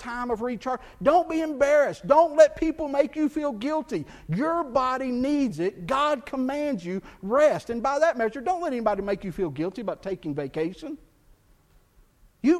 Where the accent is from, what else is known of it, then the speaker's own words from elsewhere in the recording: Texas, United States; Growing up in Texas